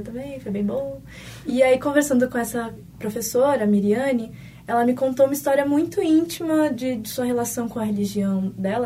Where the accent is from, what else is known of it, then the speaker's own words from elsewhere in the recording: São Paulo, Brazil; now in Porto Alegre, Brazil; eu não sou daqui, né? Eu sou de São Paulo